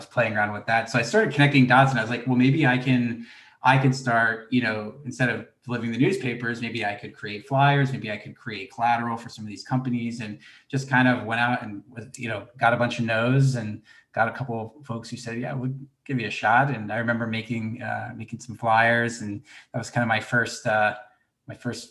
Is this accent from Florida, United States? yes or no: yes; Gainesville, Florida, United States; moved away; I grew up in Gainesville, Florida